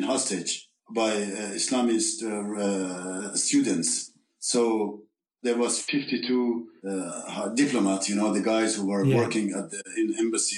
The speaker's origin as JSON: {"language": "English", "town": "Tehran", "region": "Tehran Province", "country": "Iran", "second_language": "English", "moved": "as an adult", "lives_now": "France"}